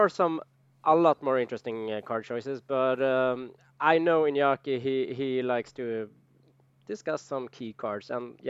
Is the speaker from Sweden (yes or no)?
yes; Umeå, Västerbotten County, Sweden; I grew up in Umeå